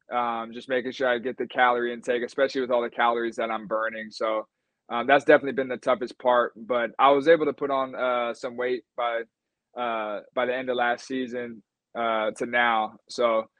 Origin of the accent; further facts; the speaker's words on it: Sacramento, California, United States; also born or lived in Folsom, California / Greece / Los Angeles; end up back in my hometown